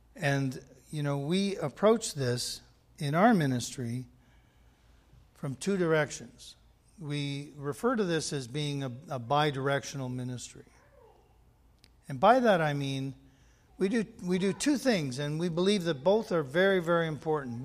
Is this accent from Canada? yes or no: yes; Canada; being Canadian